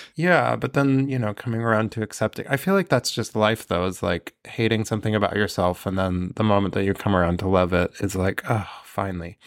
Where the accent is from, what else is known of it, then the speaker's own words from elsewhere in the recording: Northern California, United States; I grew up in Northern California